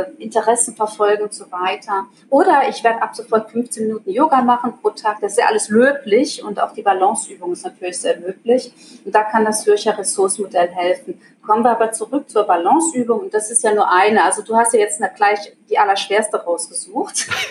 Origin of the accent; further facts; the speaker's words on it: Germany; moved away as an adult; now in Switzerland; Also ich komme aus Deutschland, lebe aber mittlerweile seit äh, 16 Jahren in der Schweiz